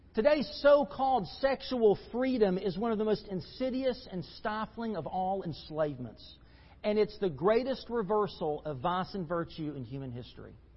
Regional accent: United States; As American Christians

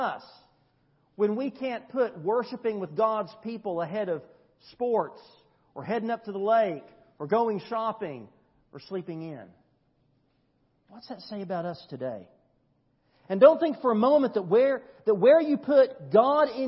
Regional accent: United States; us as American Christians

